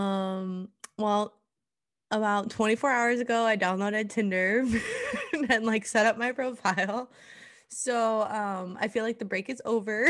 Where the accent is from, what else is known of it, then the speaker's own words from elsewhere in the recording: Iowa, United States; moved away as an adult; now in Oklahoma, United States; I went to a high school called Interstate thirty-five. It is a joke in Iowa